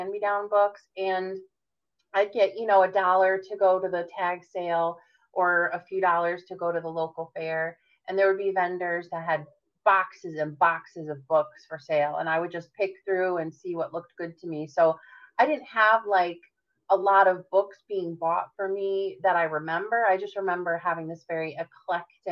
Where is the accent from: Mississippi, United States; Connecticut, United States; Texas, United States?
Connecticut, United States; So I was born and raised in Connecticut, which is also known as the Nutmeg State.